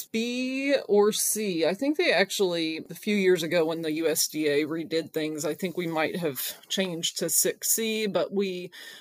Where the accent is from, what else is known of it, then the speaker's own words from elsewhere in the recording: Madison County, Kentucky, United States; I'm actually from Madison County, Kentucky, the same county that Berea College is